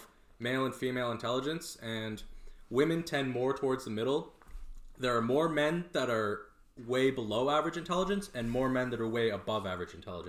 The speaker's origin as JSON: {"language": "English", "town": "Peterborough", "region": "Ontario", "country": "Canada", "said": "I'm like, Peterborough."}